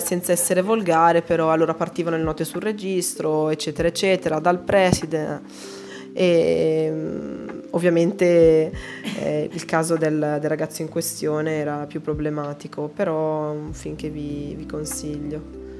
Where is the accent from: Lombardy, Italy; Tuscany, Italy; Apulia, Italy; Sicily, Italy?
Lombardy, Italy; Calusco d'Adda; also born or lived in Ponte San Pietro; io ti dico sono nata a Calusco, cioè sono nata a Ponte in realtà che è qua quarto d'ora da Calusco